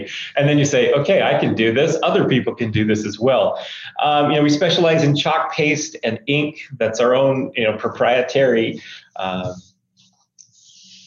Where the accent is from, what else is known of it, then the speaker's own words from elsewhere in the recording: Maine, United States; moved away as an adult; now in Utah, United States; I was born and raised in Maine and came to Utah, went to school out here and have stayed ever since